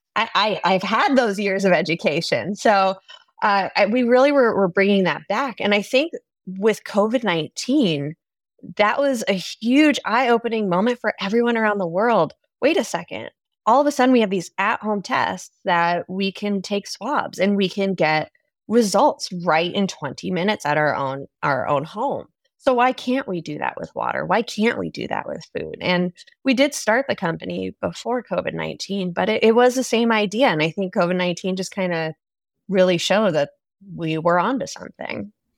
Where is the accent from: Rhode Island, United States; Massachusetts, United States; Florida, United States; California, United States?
California, United States; San Francisco; moved away; I am originally from San Francisco. It's, it's my hometown